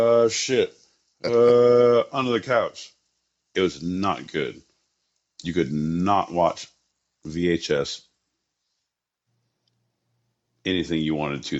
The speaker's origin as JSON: {"language": "English", "region": "California", "country": "United States", "said": "I'm from Southern California."}